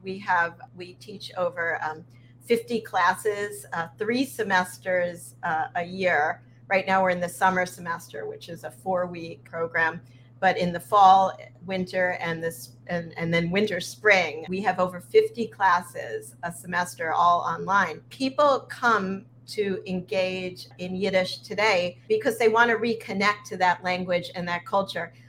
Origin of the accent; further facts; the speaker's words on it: Sea Cliff, New York, United States; also born or lived in Flatbush, Brooklyn; I was born in Flatbush, Brooklyn, and I moved to Seacliff, Long Island when I was four